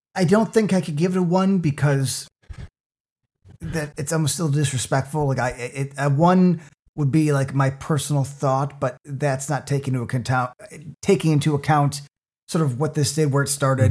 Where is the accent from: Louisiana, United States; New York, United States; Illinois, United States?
Illinois, United States; Cook County; I am from Cook County